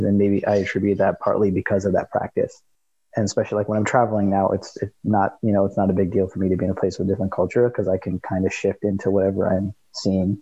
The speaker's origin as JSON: {"language": "English", "town": "Seattle", "region": "Washington", "country": "United States", "said": "we're from the from the Seattle area"}